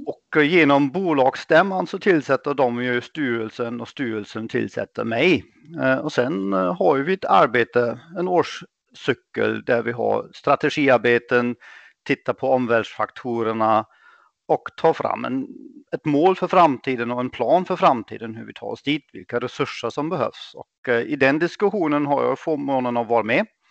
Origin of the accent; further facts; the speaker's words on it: Germany; Swedish is a second language; moved away; also born or lived in England; Jag är född och uppvuxen i Tyskland